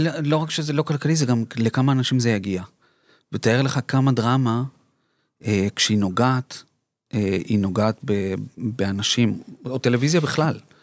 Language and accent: Hebrew; Colombia; now in Israel; אני קולומביאני, אמא שלי ארגנטינאית ואני נולדתי בקולומביה